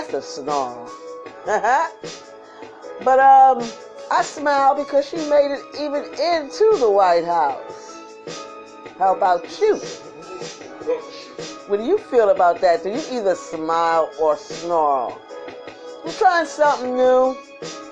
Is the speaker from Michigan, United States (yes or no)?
no; New York City, New York, United States; I'm from Brooklyn too. We don't say our K's